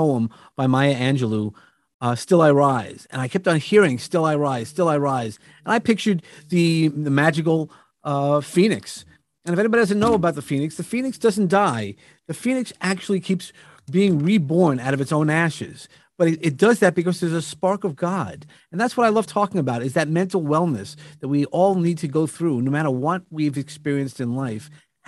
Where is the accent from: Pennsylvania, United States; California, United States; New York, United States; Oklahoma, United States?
New York, United States; I come from New York